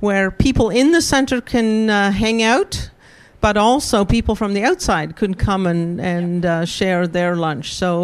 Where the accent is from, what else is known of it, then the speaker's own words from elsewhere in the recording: South Africa; moved away as an adult; also born or lived in Oxford; I grew up in South Africa